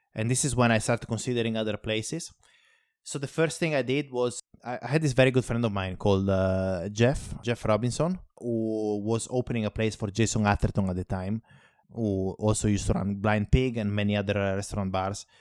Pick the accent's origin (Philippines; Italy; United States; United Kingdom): Italy; moved away; In my hometown, for instance, it's like, I come from a very small place. About seven hundred and fifty people live there